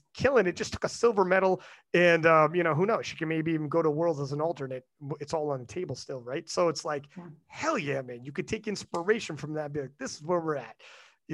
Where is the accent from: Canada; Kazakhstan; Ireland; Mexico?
Canada; I'm from Canada